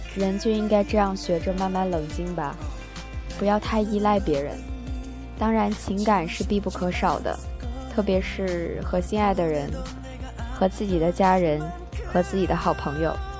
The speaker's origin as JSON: {"language": "Chinese", "region": "Northeast China", "country": "China", "tie": "born or raised there", "moved": "yes", "lives_now": "Shenzhen, China", "said": "我老家东北，有很多红红火火的卖春联啊、卖福字啊、灯笼这样的"}